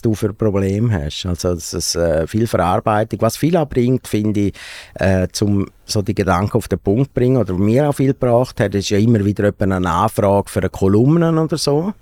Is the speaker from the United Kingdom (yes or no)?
no; Domleschg, Graubünden, Switzerland; irgendwo im Kanton Graubünden, im Domlesk, wo ich aufgewachsen bin